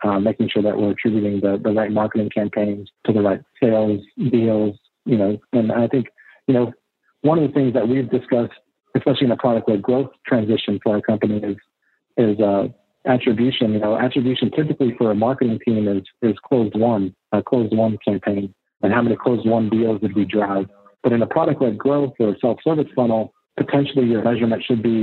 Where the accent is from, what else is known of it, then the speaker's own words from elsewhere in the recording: Austin, Texas, United States; I'm actually born and raised in Austin